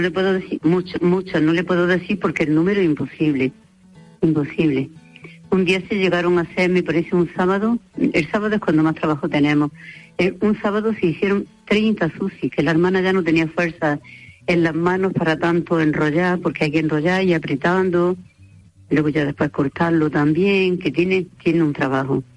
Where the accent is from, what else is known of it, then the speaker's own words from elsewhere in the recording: Spain; las dos que somos españolas